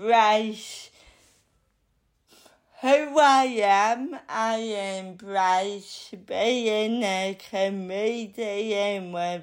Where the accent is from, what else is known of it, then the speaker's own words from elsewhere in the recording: Bridlington, Yorkshire and the Humber, United Kingdom; moved away as an adult; now in London, United Kingdom; I like Bridlington. It will always be my hometown, but it is small-minded